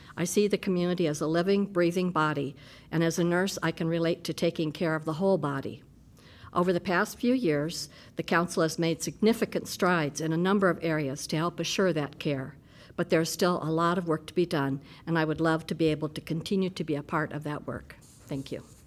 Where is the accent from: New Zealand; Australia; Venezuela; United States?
United States; Des Moines, Iowa; now in Iowa City, United States; I grew up in Des Moines.